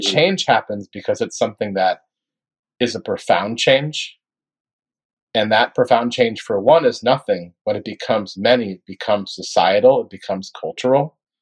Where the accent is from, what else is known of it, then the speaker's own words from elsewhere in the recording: Gainesville, Florida, United States; my hometown of Gainesville, Florida.